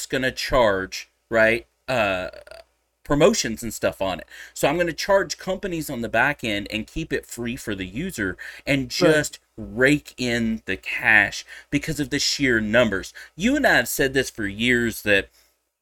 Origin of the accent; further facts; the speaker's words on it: Texas, United States; I'm a Texan.